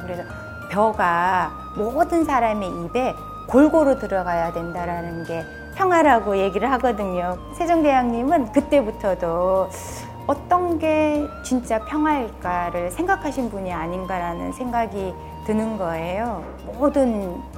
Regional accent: Sangju, North Gyeongsang, South Korea; 제 고향이 상주다 보니까

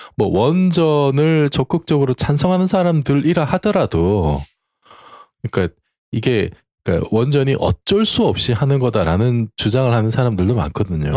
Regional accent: Busan, South Korea; 제가 이제 그 고향이 부산인데

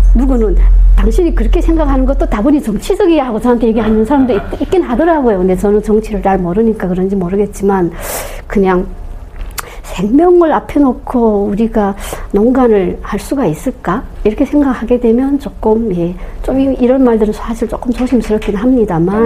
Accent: North Korea; moved away as an adult; now in South Korea; 저는 북한에서 온한사의

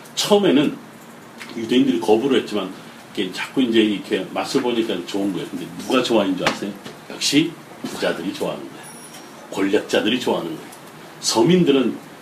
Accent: Ulsan, South Korea; 제 고향이 경상남도 울산인데

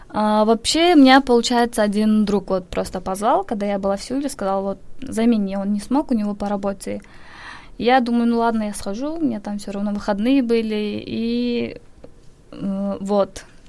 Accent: Kyrgyzstan; moved away as an adult; also born or lived in Daejeon, South Korea; now in Seoul, South Korea; Я из Кыргызстана.

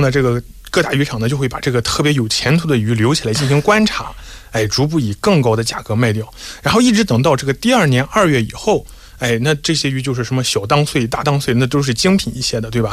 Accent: China; 我们作为中国人

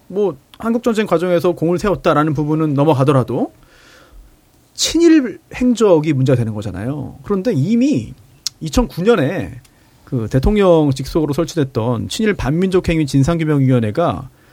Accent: Incheon, South Korea; 인천 사람으로서

